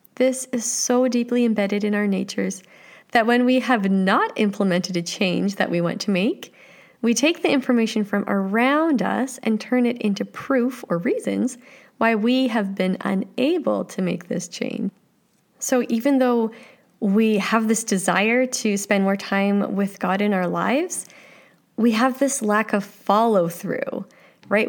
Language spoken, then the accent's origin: English; Canada; I like being Canadian